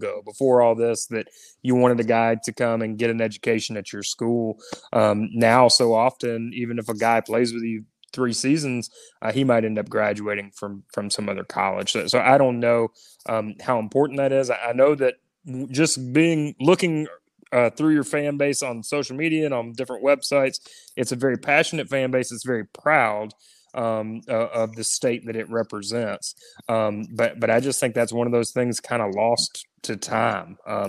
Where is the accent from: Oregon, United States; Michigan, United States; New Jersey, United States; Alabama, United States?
Alabama, United States; I'm from Alabama